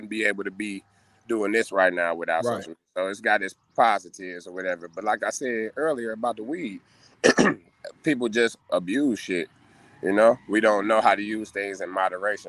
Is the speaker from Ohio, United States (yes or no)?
yes; Cleveland, Ohio, United States; I'm from 156 St. Clair, Cleveland, Ohio